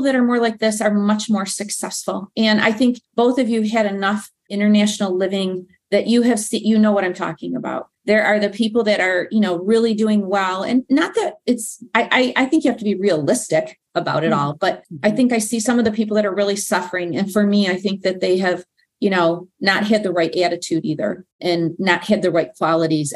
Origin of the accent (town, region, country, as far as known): United States; moved away